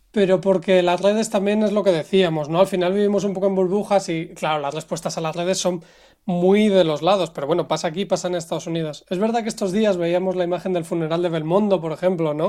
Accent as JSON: {"language": "Spanish", "country": "Spain", "said": "como español"}